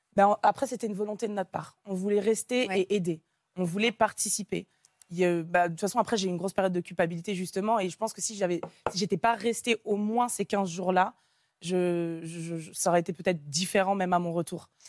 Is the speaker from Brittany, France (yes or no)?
no; Nantes, Pays de la Loire, France; moved away as an adult; je suis originaire de Nantes